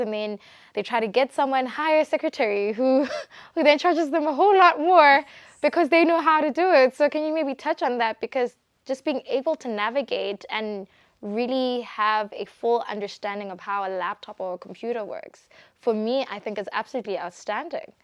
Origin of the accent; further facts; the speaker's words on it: Botswana; I'm from Botswana